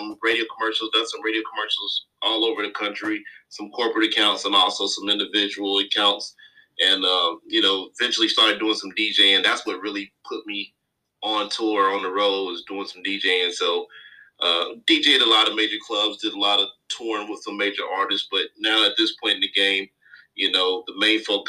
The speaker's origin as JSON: {"language": "English", "town": "Charlotte", "region": "North Carolina", "country": "United States", "said": "Done quite a bit of traveling all over the country, but home based out of Charlotte, North Carolina"}